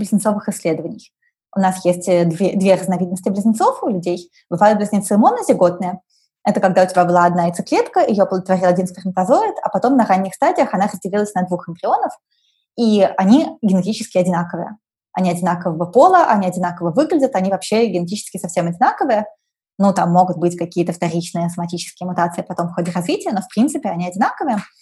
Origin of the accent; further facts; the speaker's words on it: Saint Petersburg, Russia; also born or lived in Moscow; Я выросла вот в Питере